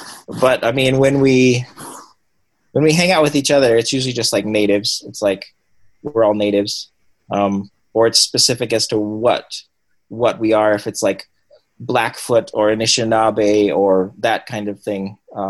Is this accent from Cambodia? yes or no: yes; Cambodia; now in United States; And then growing up in Cambodia and then in Asian communities and growing up speaking Cambodian and Vietnamese, I don't speak Vietnamese anymore. It was like weird. It was like, I don't know what I am really.